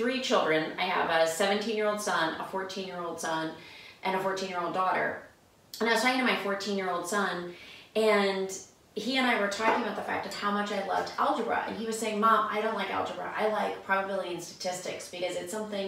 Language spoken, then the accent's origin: English; Pennsylvania, United States; now in Iowa, United States; I grew up in Pennsylvania